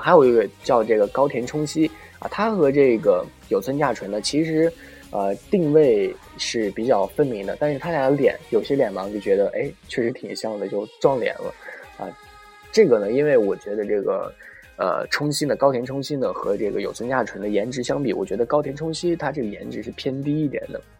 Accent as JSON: {"language": "Chinese", "region": "northern China", "country": "China", "moved": "yes", "lives_now": "Tokyo, Japan", "said": "我是北方人"}